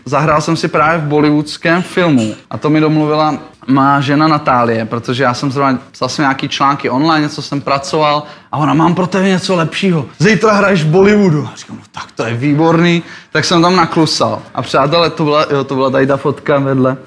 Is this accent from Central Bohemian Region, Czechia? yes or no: no; Liberec, Liberec Region, Czechia; já jsem z Liberce přímo